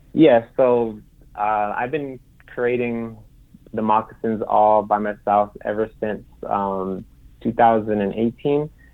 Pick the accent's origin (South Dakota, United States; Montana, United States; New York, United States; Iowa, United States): South Dakota, United States; Rapid City; moved away as an adult; also born or lived in Eagle Butte, South Dakota; now in Las Vegas, United States; I grew up in Rapid City, South Dakota. Um, I currently reside in Las Vegas, Nevada.